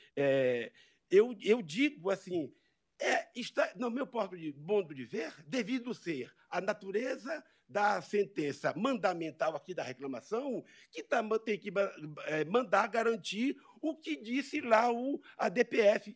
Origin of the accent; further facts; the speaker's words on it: Amazon, Brazil; Eu venho lá da Amazônia. Né? Eu, eu, saio da minha, da minha floresta